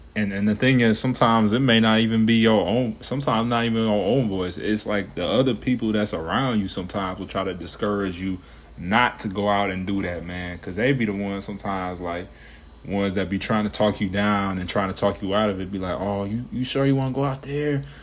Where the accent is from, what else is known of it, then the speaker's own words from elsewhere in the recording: Cincinnati, Ohio, United States; moved away as an adult; now in Atlanta, United States; growing up in Cincinnati, you know, Mason area